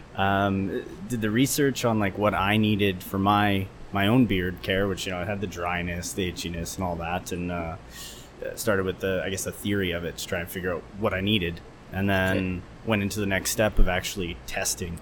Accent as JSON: {"language": "English", "town": "Edmonton", "region": "Alberta", "country": "Canada", "tie": "born or raised there", "also_born_or_lived": "Beijing, China / Qingdao, China", "said": "decided to come back home to Edmonton, my hometown"}